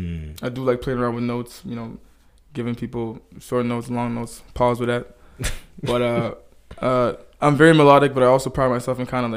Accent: Dallas, Texas, United States; born there; I was born in Dallas, yeah.

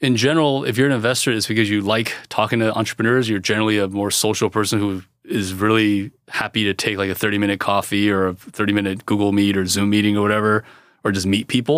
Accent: California, United States; I was born in California

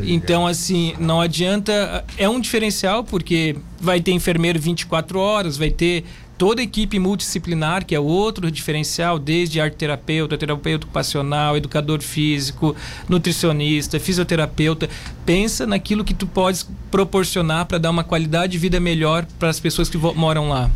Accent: Criciúma, Santa Catarina, Brazil; also born or lived in Porto Alegre; eu sou de Criciúma, mas quando eu fiz a, toda a minha formação em Porto Alegre, quando eu voltei de Porto Alegre para Criciúma

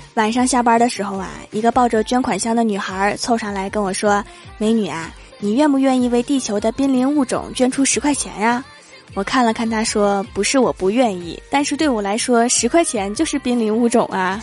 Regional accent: Northeast China, China; 作为一个东北人

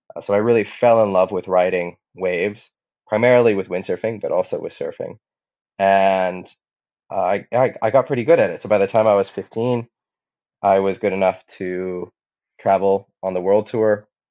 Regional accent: Hawaii, United States; also born or lived in Hamburg; I grew up in Hawaii, and my father was a windsurfer

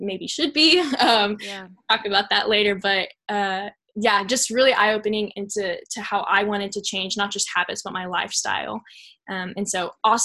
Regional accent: Dallas, Texas, United States; I'm from the Dallas area

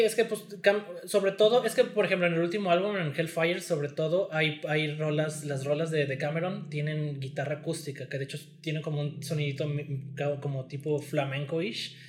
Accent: Mexico; somos de México

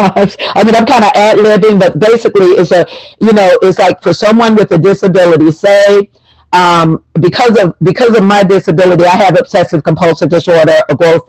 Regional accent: Tuskegee, Alabama, United States; also born or lived in California / Georgia / Florida; I'm from Tuskegee, Alabama, but I lived in California, Georgia, Florida

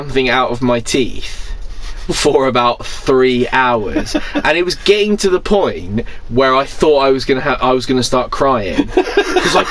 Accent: United Kingdom; I'm British

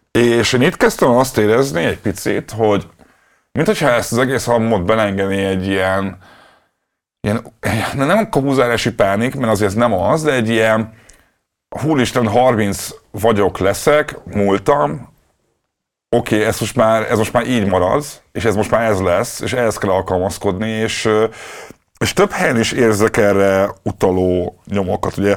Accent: Budapest, Hungary; én basszus Ferencvárosban nőttem fel, ott volt a metró.

